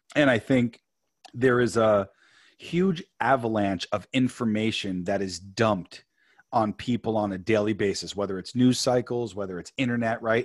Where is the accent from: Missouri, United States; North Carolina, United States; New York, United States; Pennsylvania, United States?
New York, United States; moved away as an adult; now in California, United States; born and raised in New York, came out to California